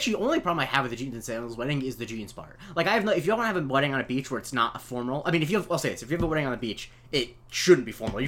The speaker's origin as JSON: {"language": "English", "region": "Florida", "country": "United States", "tie": "born or raised there", "also_born_or_lived": "New York", "moved": "yes"}